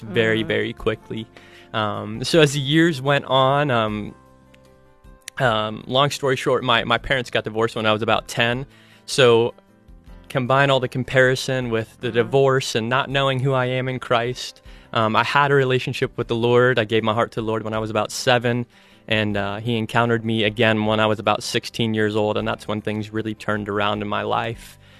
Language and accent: English; Ohio, United States; moved away as an adult; now in Colorado, United States; I'm originally from Ohio, moved out to Colorado to attend Bible college